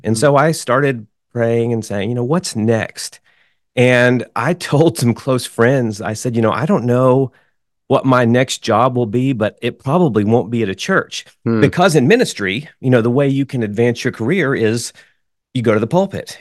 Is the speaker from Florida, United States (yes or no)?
no; Wichita Falls, Texas, United States; moved away as an adult; also born or lived in Oklahoma City, Oklahoma; I grew up in Wichita Falls, Texas